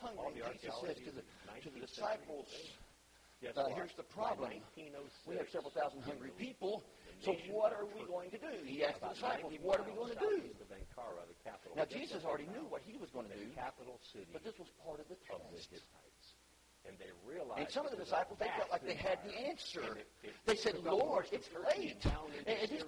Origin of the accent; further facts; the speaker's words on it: Arkansas, United States; I'm from Arkansas